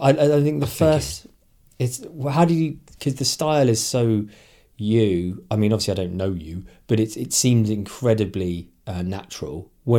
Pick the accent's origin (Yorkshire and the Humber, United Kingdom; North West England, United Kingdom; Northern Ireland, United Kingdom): Northern Ireland, United Kingdom; Derry; born there; I was born in Derry in 19, whatever it was.